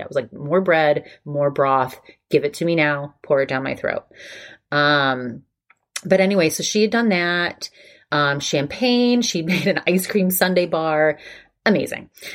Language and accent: English; Maine, United States; moved away; I'm from Maine